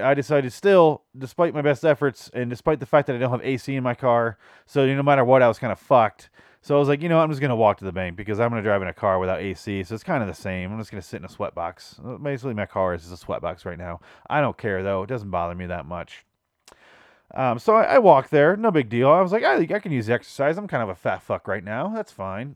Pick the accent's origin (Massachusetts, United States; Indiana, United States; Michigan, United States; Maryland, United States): Michigan, United States; now in Phoenix, United States; I grew up in Michigan